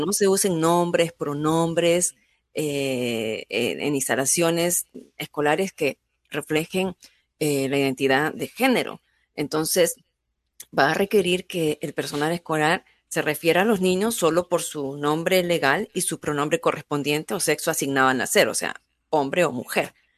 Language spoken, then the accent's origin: Spanish; Peru; now in United States; tu arraigo de, de cultura, en, en mi caso, peruana